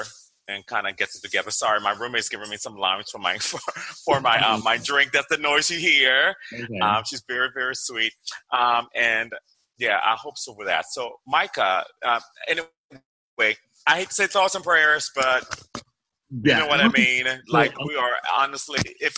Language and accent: English; Liberia; moved away; I grew up with nothing but Lebanese, Indian, and Chinese kids in West Africa, in Liberia growing up.